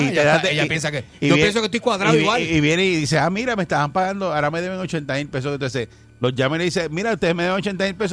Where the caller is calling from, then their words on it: Fajardo, Puerto Rico; de Fajardo.